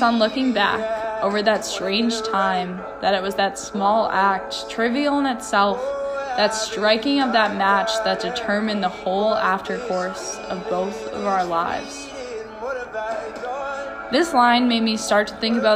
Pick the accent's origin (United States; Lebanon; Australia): United States; Pennsylvania; moved away; I was from Pennsylvania